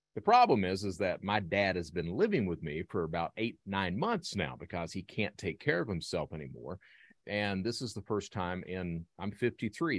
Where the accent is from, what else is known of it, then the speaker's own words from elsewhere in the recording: Hazard, Kentucky, United States; I'm from Eastern Kentucky, Hazard, Kentucky